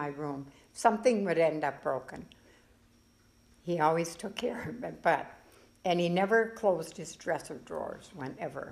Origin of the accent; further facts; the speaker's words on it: Alexandria, United States; also born or lived in Milwaukee, Wisconsin; I was born and raised here in Alexandria, graduated from high school here.